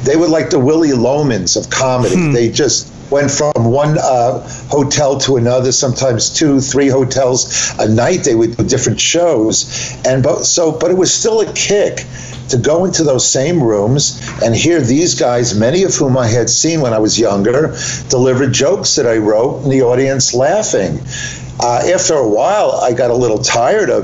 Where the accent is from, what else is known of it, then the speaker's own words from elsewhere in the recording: Long Island, New York, United States; also born or lived in Woodmere / Wantagh; now in New Jersey, United States; We grew up on Long Island